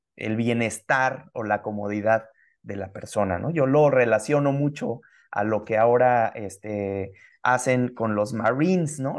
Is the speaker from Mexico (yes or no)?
yes; Mexico; los mexicanos que somos, originarios de acá